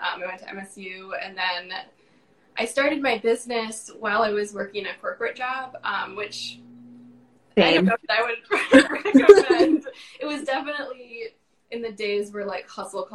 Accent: Northern Michigan, United States; moved away as an adult; now in Charlotte, United States; I grew up in Northern Michigan, moved to Charlotte, North Carolina earlier this year, actually.

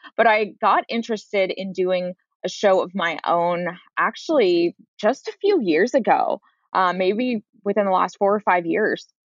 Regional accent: San Francisco, California, United States; I grew up in San Francisco proper.

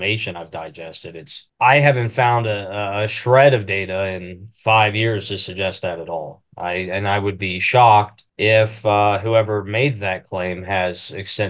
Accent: Maineville, Ohio, United States; Come from Mainville, Ohio. I think we got 1,300 people. It's about an hour north of Cincy

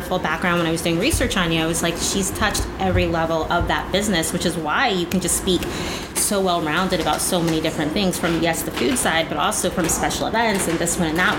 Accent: Indiana, United States; moved away; I'm from Indiana originally

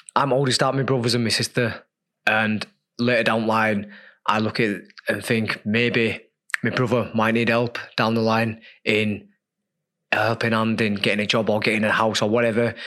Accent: Leeds, Yorkshire and the Humber, United Kingdom; as a kid growing up in Leeds on, you know, a council estate

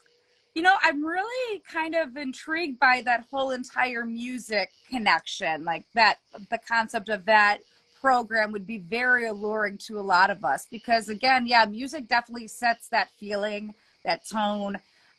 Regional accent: Ohio, United States; also born or lived in Los Angeles; Born in LA, but I've lived most of my life in Ohio. But I was born in LA, man. I was born there.

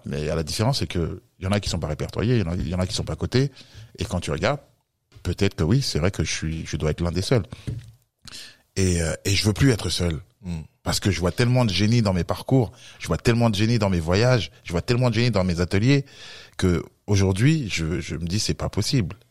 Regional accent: France; je suis né en France et euh, d'origine camerounaise

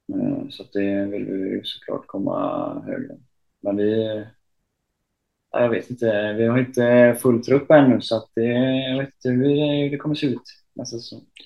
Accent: Uddevalla, Västra Götaland, Sweden; hem till, till Uddevalla där jag är ifrån.

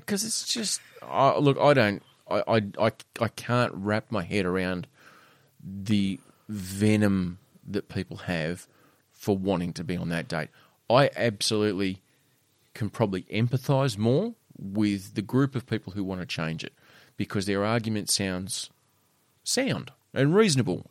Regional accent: Australia; this is the Australian in me. This is the true, as a Aussie as I get

